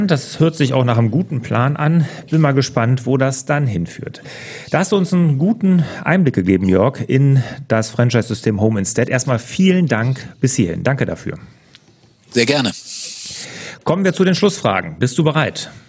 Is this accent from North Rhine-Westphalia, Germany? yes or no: yes; Cologne, North Rhine-Westphalia, Germany; Ich bin auch Kölner oder Rheinländer. Ich komme ja hier aus dem Speckgür